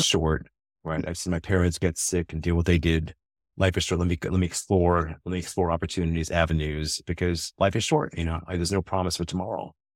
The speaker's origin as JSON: {"language": "English", "country": "United States", "said": "being an American"}